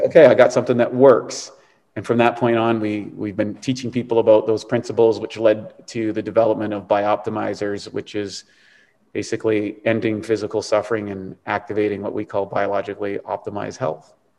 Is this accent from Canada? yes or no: yes; East Coast of Canada, Canada; I was a Canadian kid growing up on the East Coast in a very rural place.